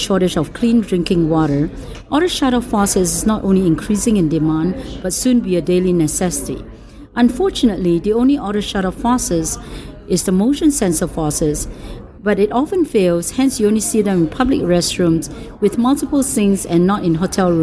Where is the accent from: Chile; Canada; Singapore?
Singapore; moved away; I came from Singapore. I graduated with the University of Singapore